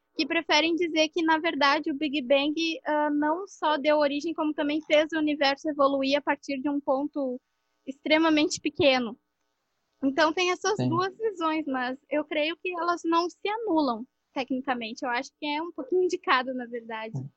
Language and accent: Portuguese; Guaíba, Rio Grande do Sul, Brazil; eu sou de Guaíba, Rio Grande do Sul